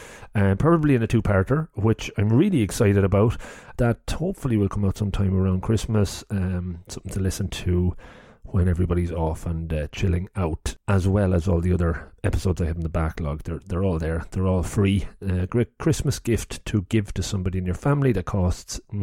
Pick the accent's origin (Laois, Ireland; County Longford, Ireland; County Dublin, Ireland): County Longford, Ireland; Longford; now in Cork, Ireland; I'm from Longford